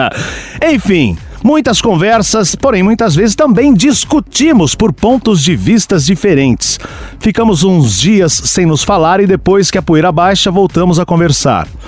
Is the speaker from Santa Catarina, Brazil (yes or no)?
no; Minas Gerais, Brazil; sou mineiro, 24 anos, do signo de Libra.